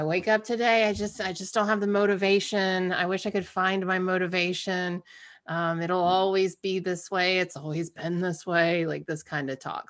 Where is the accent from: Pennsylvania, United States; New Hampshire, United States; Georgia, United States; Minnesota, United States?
Georgia, United States; we grew up in Georgia, she's black, I'm white